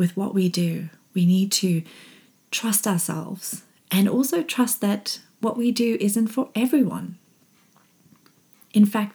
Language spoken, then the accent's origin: English; Zimbabwe; when I was growing up in Zimbabwe